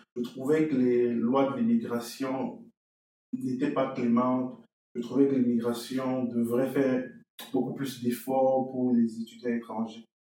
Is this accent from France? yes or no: no; Cameroon; moved away as an adult; now in Shippagan, Canada; je suis originaire du Cameroun, je suis arrivé au Canada en novembre 2019